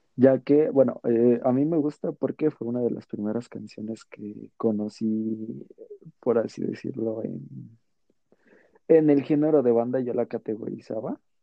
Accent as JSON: {"language": "Spanish", "country": "Mexico"}